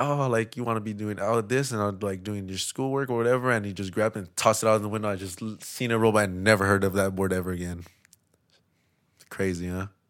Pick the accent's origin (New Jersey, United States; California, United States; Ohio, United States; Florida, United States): California, United States; Los Angeles; also born or lived in Lynwood, California; I grew up in East L